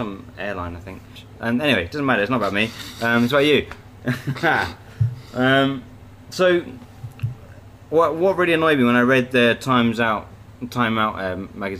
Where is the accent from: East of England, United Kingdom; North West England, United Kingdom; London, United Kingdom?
East of England, United Kingdom; Cambridge; I'm from Cambridge